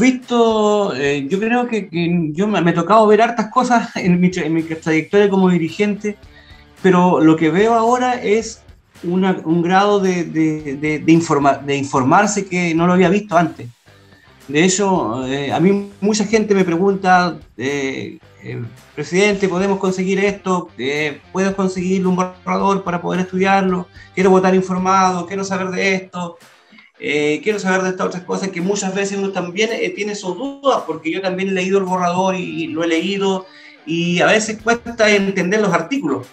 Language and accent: Spanish; Chile; somos todos chilenos